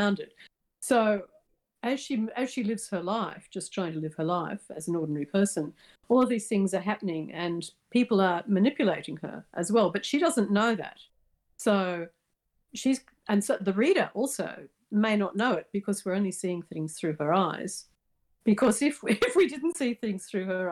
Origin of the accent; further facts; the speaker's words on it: Australia; I'm Australian